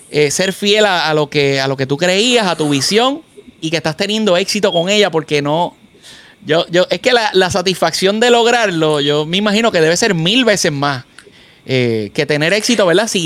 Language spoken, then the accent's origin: Spanish; Fajardo, Puerto Rico; yo soy cariduro de Fajardo.